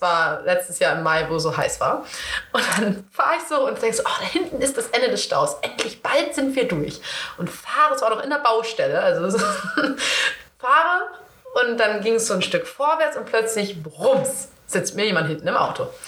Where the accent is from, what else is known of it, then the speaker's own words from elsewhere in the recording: East Frisia, Lower Saxony, Germany; ich komme ja aus Ostfriesland